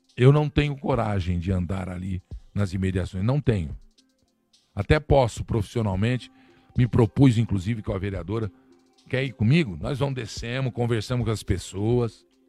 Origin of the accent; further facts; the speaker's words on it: Brazil; Eu sou brasileiro